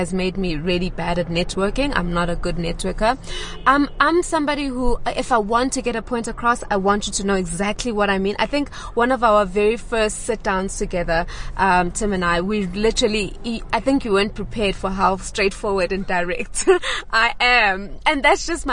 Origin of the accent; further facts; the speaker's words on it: Durban, KwaZulu-Natal, South Africa; I come from KwaZulu-Natal, Durban, where everyone knew everyone, and I was raised in different townships within that small town